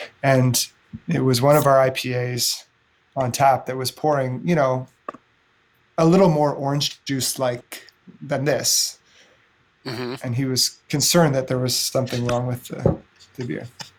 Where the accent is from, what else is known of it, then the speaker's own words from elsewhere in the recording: Edmonton, Alberta, Canada; now in Kingston, Canada; so I moved to Kingston from Edmonton. Edmonton, Alberta has a growing beer scene now, actually.